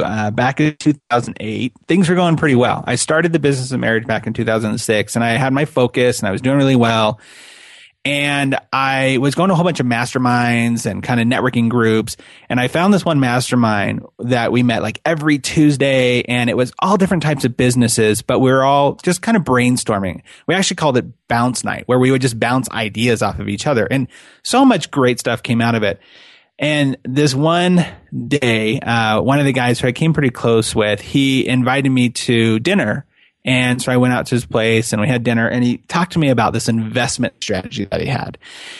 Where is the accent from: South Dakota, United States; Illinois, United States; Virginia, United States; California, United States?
California, United States; now in Utah, United States; I live in Utah, and I'm born and raised in California. Like 2006 when we moved here